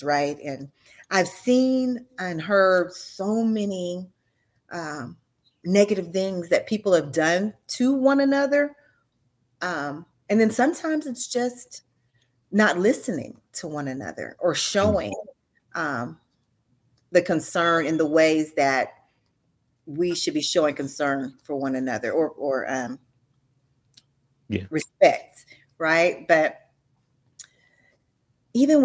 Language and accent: English; Missouri City, Texas, United States; I grew up in Missouri City, and now I really live probably about 5 miles from the house that I grew up.